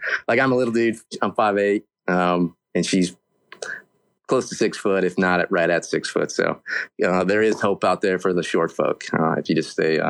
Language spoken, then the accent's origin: English; Oklahoma, United States; moved away as an adult; now in Alaska, United States; I've been here for 5 years. I'm originally from Oklahoma